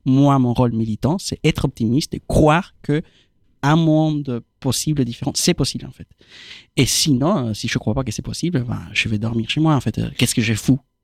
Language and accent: French; Argentina; French is a second language; moved away as an adult; now in France; moi, je viens d'Argentine